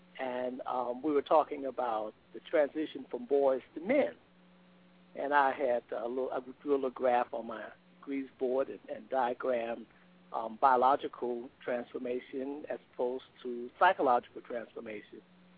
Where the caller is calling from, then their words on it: Winter Park, Florida, United States; I'm calling from Winter Park, Florida.